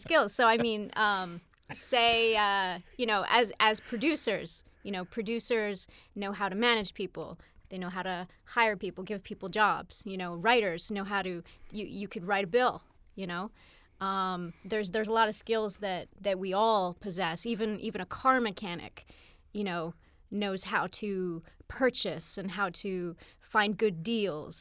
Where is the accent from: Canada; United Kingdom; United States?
Canada; I'm Canadian.